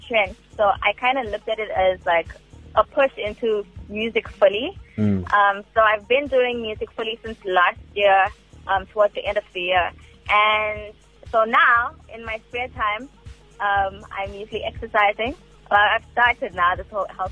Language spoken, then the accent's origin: English; Durban, KwaZulu-Natal, South Africa; I'm from Malvern